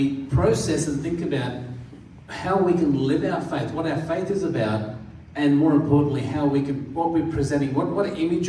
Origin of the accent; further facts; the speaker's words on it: India; born there; I was born in India, hence the tan that I have.